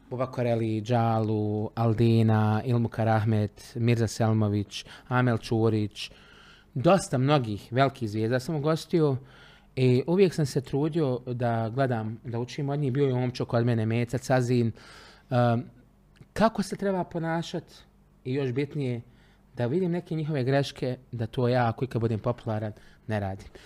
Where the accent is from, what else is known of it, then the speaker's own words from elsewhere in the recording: Travnik, Federation of Bosnia and Herzegovina, Bosnia & Herzegovina; also born or lived in Trogir, Croatia; rođen sam u Travniku, rođeni sam Trančanin. Uh, jedno vrijeme, za vrijeme rata sam živio par mjeseci u Trogiru, u Hrvatskoj, na Čijovu.